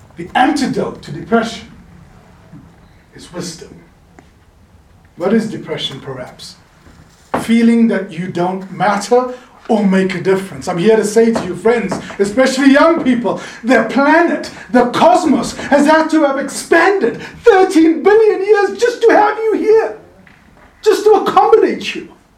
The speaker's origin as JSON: {"language": "English", "country": "South Africa", "moved": "yes", "lives_now": "Laguna Beach, United States", "said": "I'm originally from South Africa. Now I'm winning neighbors for God on, on Pacific Coast Highway in Laguna Beach"}